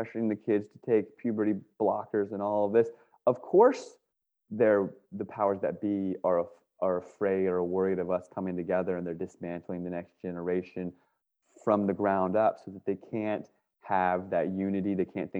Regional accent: Northern Virginia, United States; born or raised there; now in California, United States

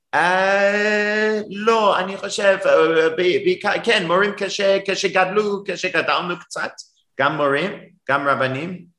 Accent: Durban, KwaZulu-Natal, South Africa; Hebrew is a second language; now in Cape Town, South Africa; גדלתי בדרום אפריקה, אבל לא בקייפטאון, בדרבן

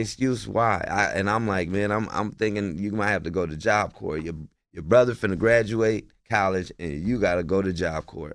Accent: Portland, Oregon, United States; also born or lived in Bakersfield, California; now in New York, United States; I'm from Portland, Oregon

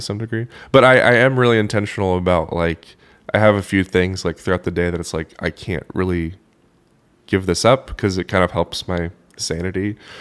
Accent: Oklahoma, United States; I did not really grow up listening to a ton of country, um, which is ironic 'cause I'm from Oklahoma

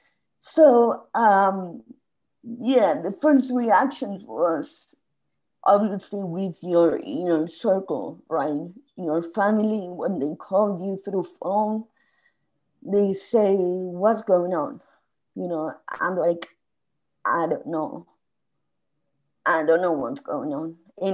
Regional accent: Spain; moved away as an adult; I emigrated from Spain 2 years before

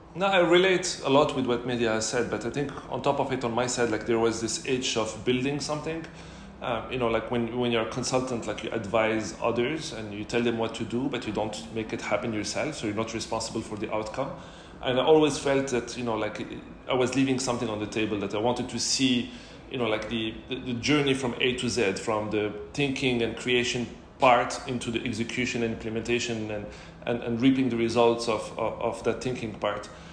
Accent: Casablanca, Casablanca-Settat, Morocco; also born or lived in Montreal / Paris / Singapore / London; now in Dubai, United Arab Emirates; I'm originally from Morocco, born and raised in Casablanca.

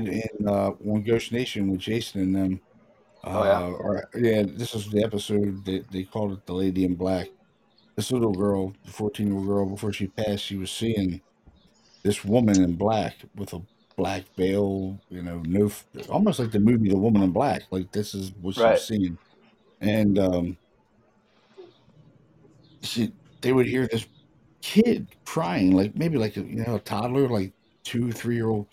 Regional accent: Baltimore, Maryland, United States; We grew up together in Baltimore

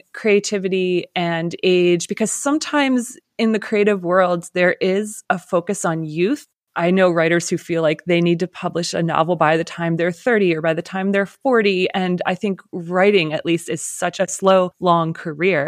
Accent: Lancaster, Pennsylvania, United States; I'm from Pennsylvania too, but I grew up in Lancaster, so other side of the state

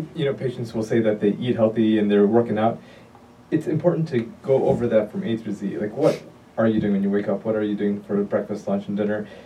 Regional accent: Chicago, Illinois, United States; also born or lived in Detroit, Michigan / Pennsylvania; I'm originally from Chicago. I was born and raised

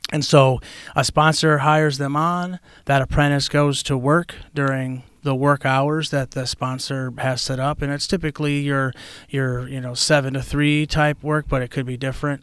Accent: Chicago, Illinois, United States; moved away; I'm originally, uh, born and raised in Chicago, Illinois

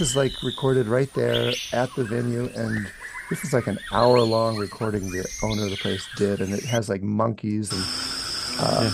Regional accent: United States; I said, America

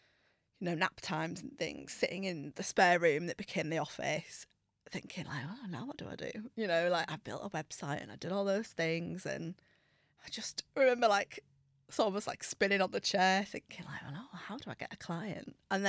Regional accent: Middlesbrough, North East England, United Kingdom; I'm from Middlesbrough originally, so Lucy, it is definitely mam.

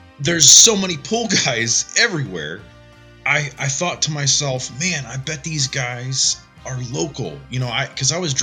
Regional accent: Northeast Ohio, United States; I'm just an Ohio boy. I grew up in Northeast Ohio

